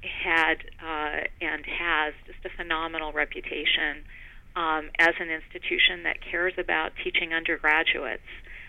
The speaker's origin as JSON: {"language": "English", "country": "Poland", "tie": "born or raised there", "also_born_or_lived": "Germany", "said": "Yeah, so I grew up in Poland during a period of communist rule, during the period of the Iron Curtain still in place, the Cold War, and also Germany, before the unification of Germany"}